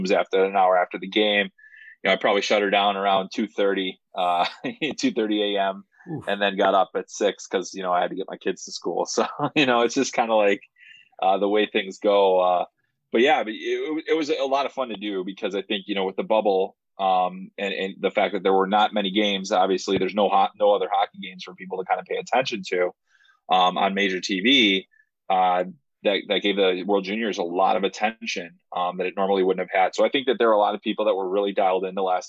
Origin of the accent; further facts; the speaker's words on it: Chicago, Illinois, United States; I actually grew up on the southwest side of Chicago